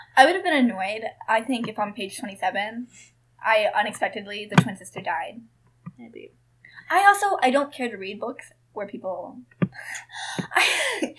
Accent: Kansas, United States; I was born in Kansas

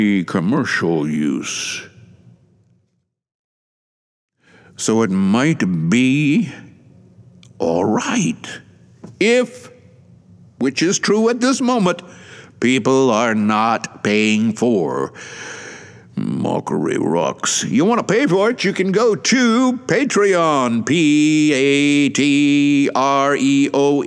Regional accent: Atlanta, Georgia, United States; now in Shizuoka, Japan; my hometown of Atlanta

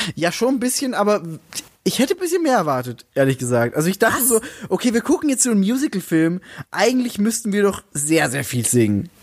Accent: Salzburg, Austria; ich komme aus Salzburg

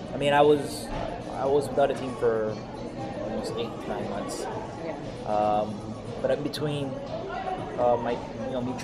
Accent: Canada; as a Canadian

